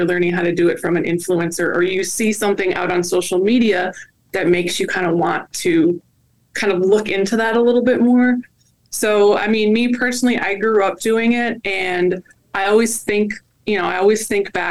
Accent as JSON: {"language": "English", "region": "Wisconsin", "country": "United States", "tie": "born or raised there", "said": "I grew up in the Midwest. I actually grew up in Wisconsin"}